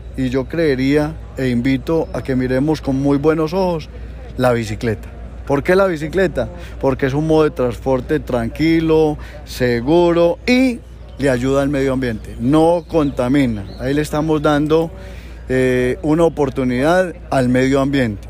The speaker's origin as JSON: {"language": "Spanish", "town": "Bello", "region": "Antioquia", "country": "Colombia", "said": "mi pueblo Bello"}